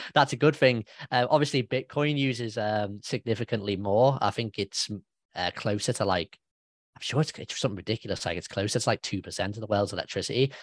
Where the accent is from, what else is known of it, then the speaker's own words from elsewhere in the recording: United Kingdom; I'm a British guy